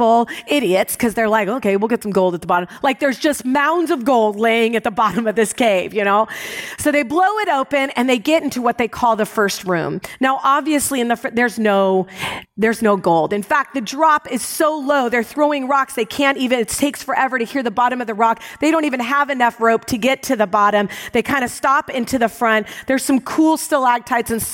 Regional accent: United States; I was raised in America

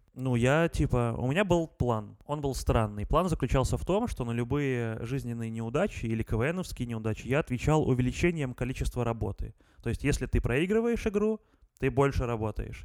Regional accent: Gomel, Gomel Region, Belarus; в Гомеле, в городе Гомеле, откуда я родом

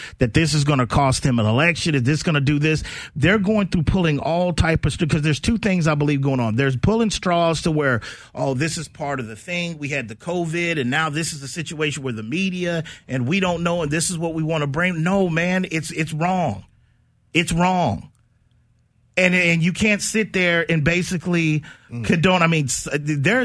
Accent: San Antonio, Texas, United States; we born and raised in San Antonio, man. I went through Windcrest

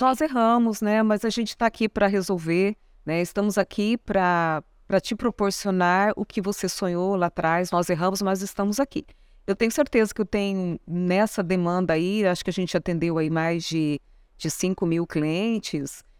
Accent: São Paulo, Brazil; now in Mato Grosso do Sul, Brazil; Sou paulista, moro aqui, eu sou sumatogrossense de coração

